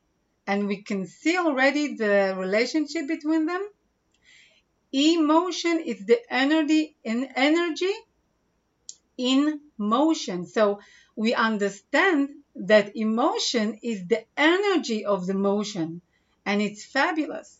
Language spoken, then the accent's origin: English; Israel; English is a second language; I'm from Israel